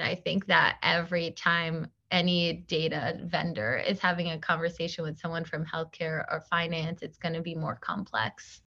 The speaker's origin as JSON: {"language": "English", "area": "Long Island", "region": "New York", "country": "United States", "tie": "born or raised there", "moved": "as an adult", "lives_now": "Brooklyn, United States", "said": "I was born on Long Island, but I moved to New York probably, like, six years ago"}